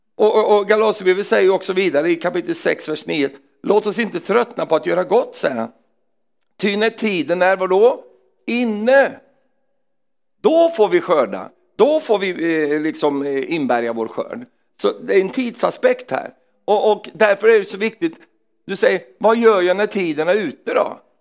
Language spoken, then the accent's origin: Swedish; Sweden; jag är svensk